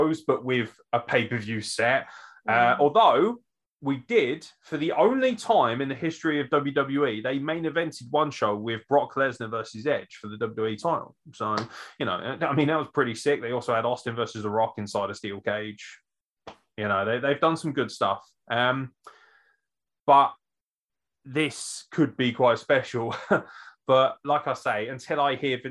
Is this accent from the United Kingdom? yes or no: yes; United Kingdom; I'm British